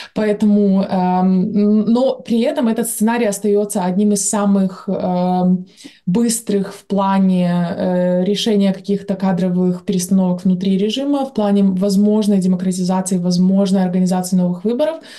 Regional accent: Belarus; как белорусы в целом

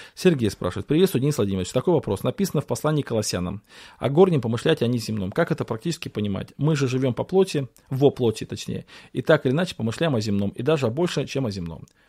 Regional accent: Russia; мы в России выросли, в Советском Союзе

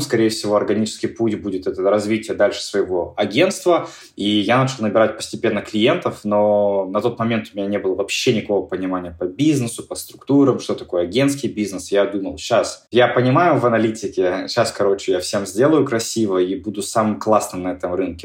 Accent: Yekaterinburg, Sverdlovsk Oblast, Russia; в моем родном городе, в Екатеринбурге

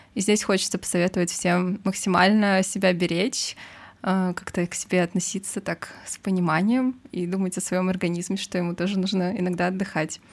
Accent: Saint Petersburg, Russia; moved away as an adult; now in Moscow, Russia; я родилась в Петербурге и прожила там, получается, до окончания учебы в институте

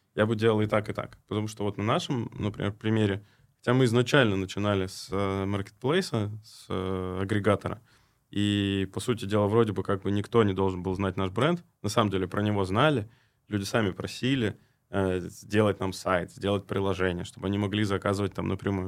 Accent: Krasnoyarsk, Krasnoyarsk Krai, Russia; Я в тот момент находился в Красноярске, это вообще мой родной город

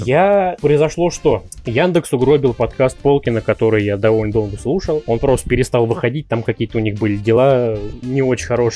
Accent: Kasimov, Ryazan Oblast, Russia; moved away as an adult; now in Ryazan, Russia; Сам я из Рязанской области, город Касимов

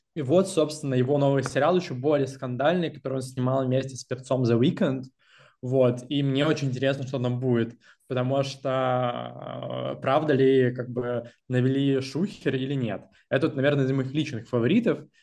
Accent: Russia; now in Cologne, Germany; нас пятеро, а, россиян и экс-россиян, вот, из а, разных точек Европы

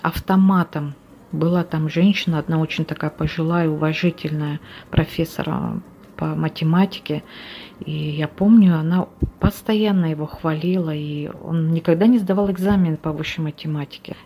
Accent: Suntar, Sakha Republic, Russia; moved away as an adult; also born or lived in Riga, Latvia; now in Senegal; Родилась я сама в Сунтаре. Закончила Сунтарскую первую школу, математический класс

